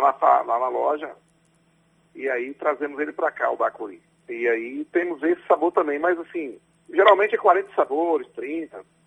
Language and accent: Portuguese; Ubaíra, Bahia, Brazil; Eu nasci no interior de Ubaíra